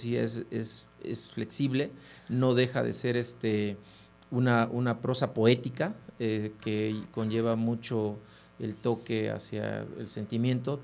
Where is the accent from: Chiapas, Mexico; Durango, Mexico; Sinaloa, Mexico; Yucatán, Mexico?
Chiapas, Mexico; Huehuetán; en una revista local en mi pueblo, en Huehuetán, que es la capital del Soconusco, una zona muy privilegiada allá en Chiapas